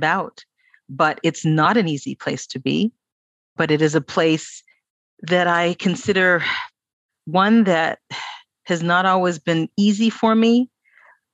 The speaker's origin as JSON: {"language": "English", "town": "Toronto", "region": "Ontario", "country": "Canada", "tie": "born or raised there", "said": "born and raised in Toronto"}